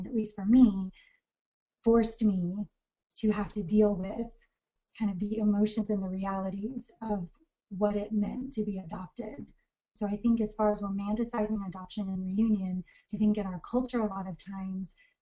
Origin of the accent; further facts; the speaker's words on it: United States; also born or lived in Seoul, South Korea / Augusta, Georgia; was adopted by a white American family at the age of 6 months old